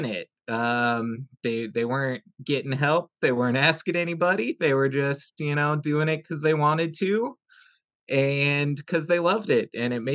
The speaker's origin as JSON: {"language": "English", "region": "Iowa", "country": "United States", "moved": "yes", "said": "we're both from Iowa originally"}